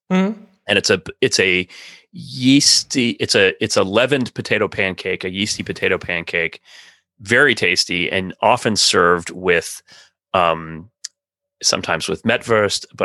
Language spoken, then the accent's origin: English; North Rhine-Westphalia, Germany; accent: Lippish; So my my Lippische accent is mm-hmm. there